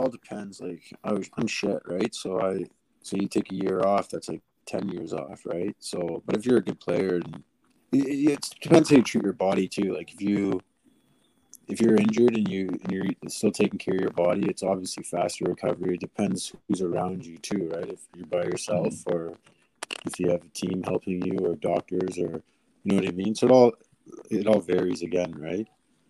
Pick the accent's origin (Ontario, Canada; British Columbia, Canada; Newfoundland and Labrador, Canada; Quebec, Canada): Ontario, Canada; Toronto; born or raised there